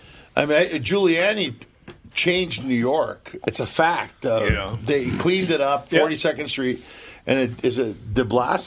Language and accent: English; Austria; I'm from Austria.